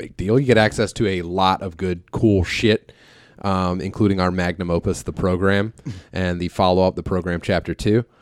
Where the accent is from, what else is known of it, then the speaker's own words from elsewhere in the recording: Philadelphia, Pennsylvania, United States; I D- don't get me wrong, dude. I grew up in Philly. I'll do it.